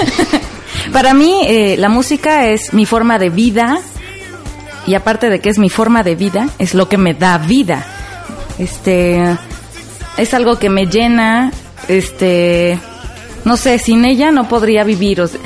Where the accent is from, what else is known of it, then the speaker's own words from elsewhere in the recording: Mexico; soy mexicana